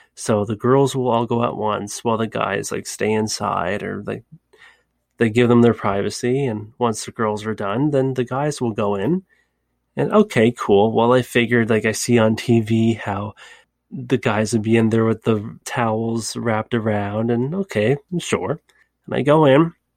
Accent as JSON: {"language": "English", "country": "Canada", "said": "it's very similar to my country, Canada"}